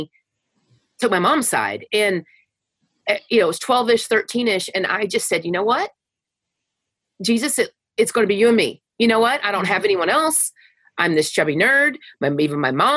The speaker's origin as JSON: {"language": "English", "town": "Wichita Falls", "region": "Texas", "country": "United States", "tie": "born or raised there", "said": "I grew up in Wichita Falls, Texas"}